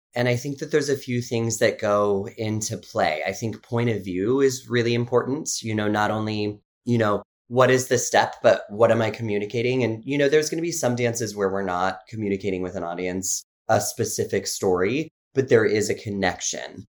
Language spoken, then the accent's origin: English; Carson City, Nevada, United States; I grew up in Carson City, Nevada, just outside of Lake